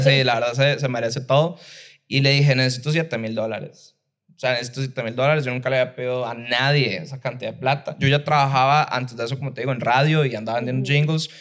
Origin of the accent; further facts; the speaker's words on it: Liberia, Guanacaste, Costa Rica; yo soy de Liberia, de Guanacaste